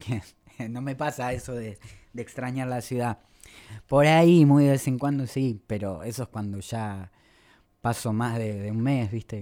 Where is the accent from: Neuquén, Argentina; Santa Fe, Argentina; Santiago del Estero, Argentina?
Santiago del Estero, Argentina; El Mojón; moved away; Mi tierra, de mi pago, el pago, el mojón departamento Pelegrín, Santiago del Estero. Me gusta recalcarlo porque es un pueblo de 4.000 habitantes.